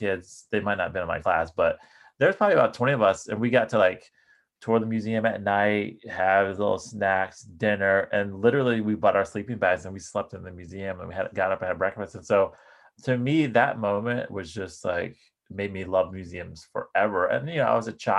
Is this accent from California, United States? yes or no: no; Richmond, Virginia, United States; moved away as an adult; now in Washington, D.C., United States; I was born and raised in Richmond, Virginia, which is about 110 miles down the road, down I-95